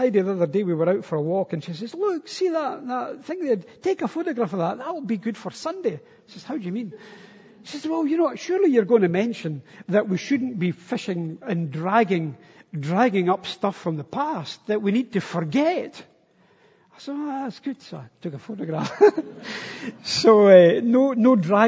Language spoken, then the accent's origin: English; Stenhousemuir, Scotland, United Kingdom; moved away as an adult; also born or lived in Istanbul; I was from Stenhouse Muir